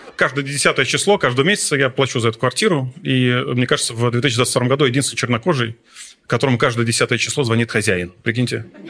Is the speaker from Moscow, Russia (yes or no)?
yes; Moscow, Russia; А я москвич, прикиньте. У меня, как у любого москвича, есть э, квартира в Москве